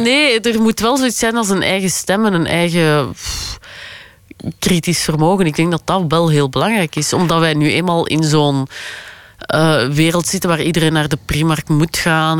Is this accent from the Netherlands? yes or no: no; Flanders, Belgium; als Vlamingen